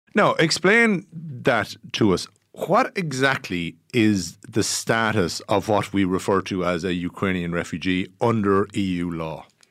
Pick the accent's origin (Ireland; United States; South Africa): Ireland; we, as Irish people